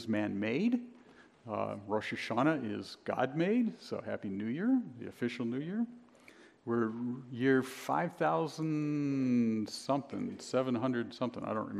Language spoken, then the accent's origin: English; Cleveland, Ohio, United States; now in Binghamton, United States; I'm originally from the Midwest. I'm from Cleveland.